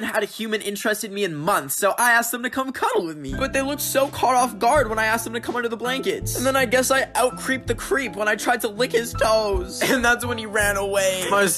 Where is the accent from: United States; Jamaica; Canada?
Canada; I'm a Canadian, and this is my Canadian passport, and this is my Canadian passport picture.